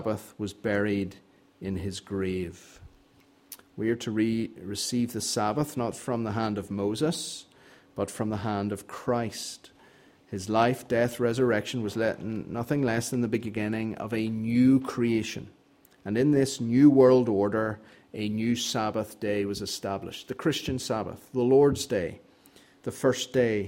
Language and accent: English; Northern Ireland, United Kingdom; I grew up in Northern Ireland